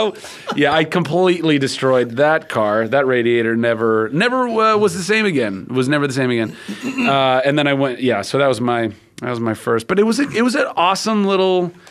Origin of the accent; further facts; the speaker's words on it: Ventura, California, United States; I grew up in Ventura